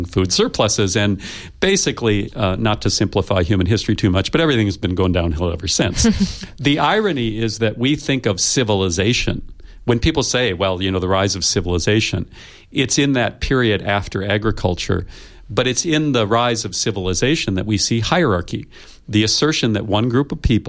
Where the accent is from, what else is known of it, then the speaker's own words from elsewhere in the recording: United States; I come from the United States, where we are still struggling with white supremacy.